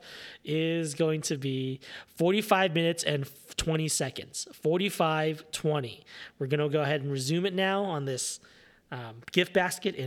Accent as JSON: {"language": "English", "region": "Southern California", "country": "United States", "tie": "born or raised there", "said": "I grew up in Southern California"}